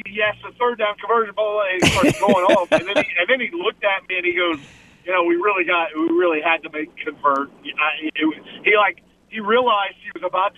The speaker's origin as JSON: {"language": "English", "town": "New Orleans", "region": "Louisiana", "country": "United States", "moved": "yes", "said": "I'm from New Orleans, right? So all the New Orleans guys know me."}